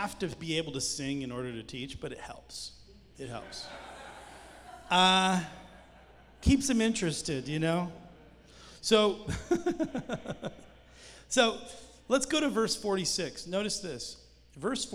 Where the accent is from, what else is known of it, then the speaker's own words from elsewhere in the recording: Canada; now in United States; I'm Canadian